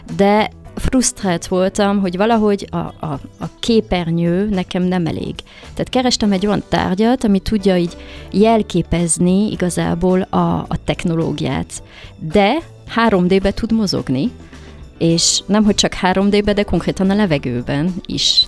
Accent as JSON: {"language": "Hungarian", "town": "Paris", "region": "Île-de-France", "country": "France", "tie": "born or raised there", "also_born_or_lived": "Hungary / London", "moved": "as an adult", "said": "én Párizsban születtem, és hát én valahogy mindig a három kultúrát mindig éreztem magamba sajátnak. Leginkább franciának éreztem magam sokáig, mert 18 évig ott éltem"}